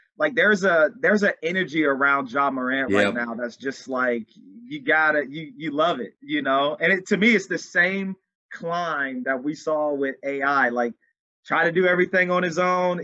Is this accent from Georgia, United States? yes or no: no; Dover, Ohio, United States; moved away; back home to my hometown, Dover, Ohio